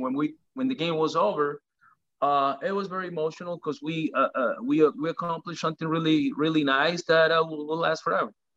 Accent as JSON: {"language": "English", "country": "Venezuela", "tie": "born or raised there", "moved": "yes", "lives_now": "United States"}